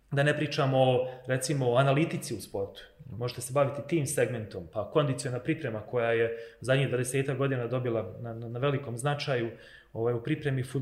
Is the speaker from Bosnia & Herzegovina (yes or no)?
yes; Bosnia & Herzegovina